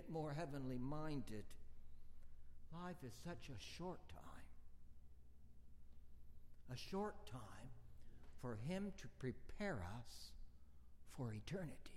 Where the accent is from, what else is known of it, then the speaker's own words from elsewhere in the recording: Bakersfield, California, United States; moved away as an adult; back to my hometown of Bakersfield, California